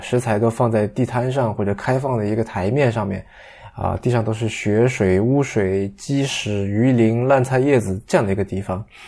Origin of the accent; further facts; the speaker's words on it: China; 作为一个大陆人